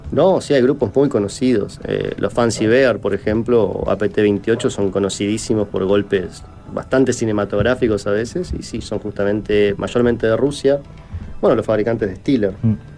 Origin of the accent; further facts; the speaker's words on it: Argentina; en mi país es muy común, en Argentina